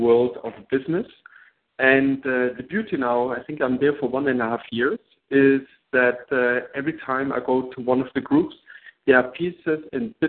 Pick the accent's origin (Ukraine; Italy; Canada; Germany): Germany; English is a second language; moved away as an adult; now in New York, United States